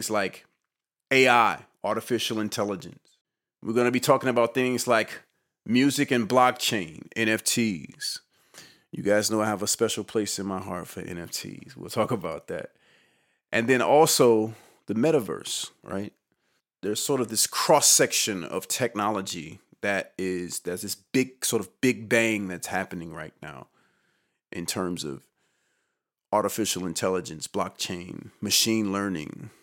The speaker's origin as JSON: {"language": "English", "town": "Roanoke Rapids", "region": "North Carolina", "country": "United States", "tie": "born or raised there", "said": "I grew up in Eastern North Carolina in a town called Roanoke Rapids, North Carolina"}